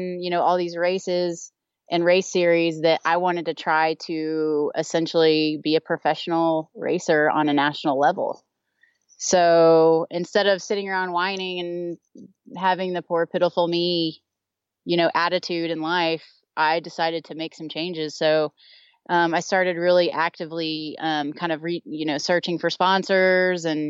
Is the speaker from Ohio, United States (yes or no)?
no; Texas, United States; now in Eden, United States; I'm originally from Texas.